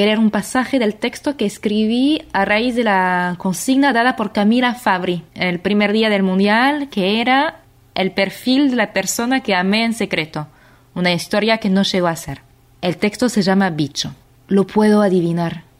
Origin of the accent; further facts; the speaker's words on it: France; accent: French; Spanish is a second language; now in Argentina; Voy a leer con acento porque soy francesa, pero vivo en Argentina